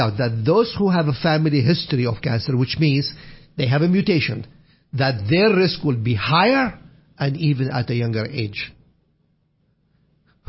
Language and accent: English; Iraq; moved away; When we were kids, I would walk 1 mile to go to a library that only opens in the winter time, not in the summer, in my hometown, Al-Qushayr, Iraq